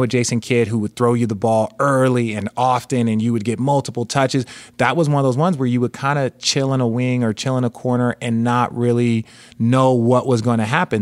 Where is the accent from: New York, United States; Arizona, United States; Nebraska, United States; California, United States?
Arizona, United States; Phoenix; I grew up in Phoenix